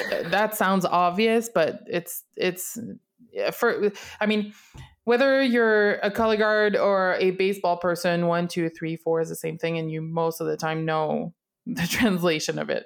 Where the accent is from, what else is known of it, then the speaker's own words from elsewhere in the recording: Canada; English is a second language; I'm from Canada. I speak mostly French, or at least that's what I'm the most comfortable in.